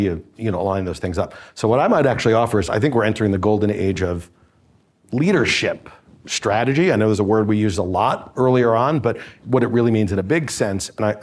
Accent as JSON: {"language": "English", "town": "New York City", "region": "New York", "country": "United States", "said": "I'm from Brooklyn"}